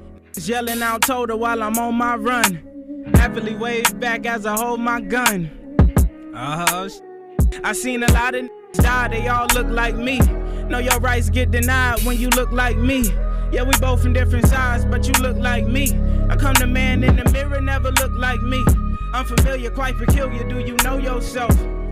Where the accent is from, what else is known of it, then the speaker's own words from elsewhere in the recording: Vallejo, California, United States; I'm from Vallejo, California. Bay Area, California.